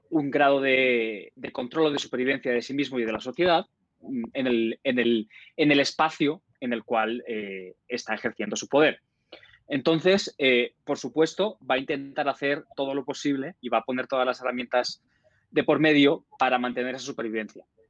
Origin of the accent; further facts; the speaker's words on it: Spain; moved away; mi país de origen, España